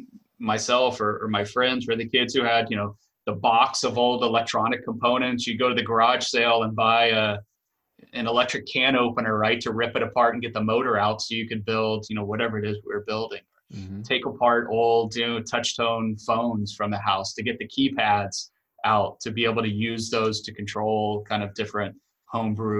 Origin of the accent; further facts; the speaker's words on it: Houston, Texas, United States; moved away as an adult; also born or lived in Los Angeles, California; now in Boston, United States; I grew up in Texas, outside of Houston, actually in a suburb outside of Houston